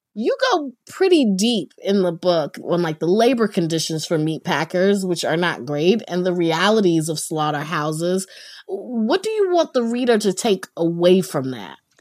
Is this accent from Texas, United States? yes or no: no; North Carolina, United States; I grew up in North Carolina